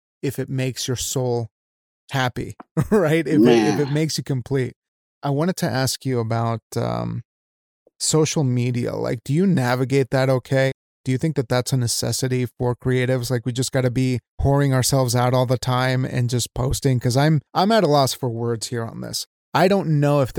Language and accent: English; Wyoming, United States; I'm from Wyoming. I'm Mexican, but like I was raised in the state of Wyoming where nothing happens.